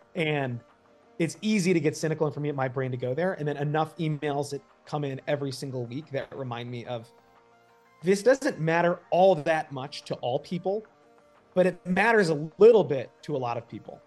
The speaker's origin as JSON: {"language": "English", "region": "outside New York", "country": "United States", "tie": "born or raised there", "said": "I grew up outside New York"}